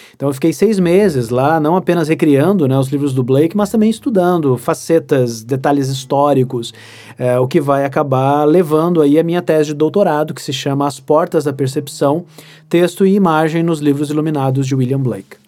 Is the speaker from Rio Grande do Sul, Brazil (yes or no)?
yes; Santa Maria, Rio Grande do Sul, Brazil; also born or lived in Porto Alegre; Eu sou natural de Santa Maria. Eu, já morei, eu já morei em outras cidades do Rio Grande do Sul por causa do trabalho do meu pai